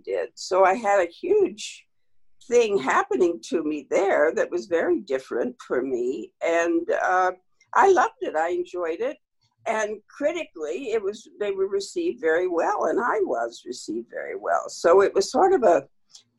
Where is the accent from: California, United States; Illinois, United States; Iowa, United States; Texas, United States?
Illinois, United States; Southern; Southern Illinois, which is about as far from Chicago as you can get in every respect. Yes. But I was born in Illinois